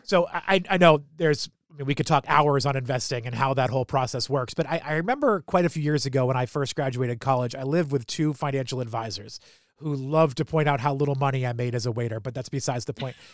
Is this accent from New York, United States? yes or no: no; New Hampshire, United States; moved away as an adult; also born or lived in Philadelphia; now in Baltimore, United States; I grew up in New Hampshire